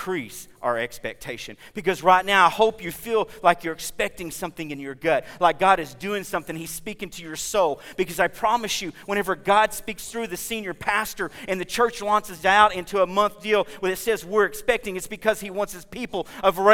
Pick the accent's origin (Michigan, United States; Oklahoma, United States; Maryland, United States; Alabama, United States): Oklahoma, United States; We're from Oklahoma